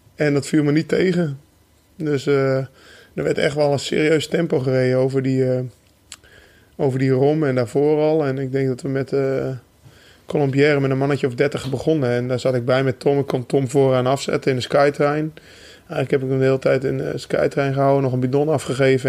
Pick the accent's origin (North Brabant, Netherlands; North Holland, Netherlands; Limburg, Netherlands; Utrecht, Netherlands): North Holland, Netherlands; bij ons in Noord-Holland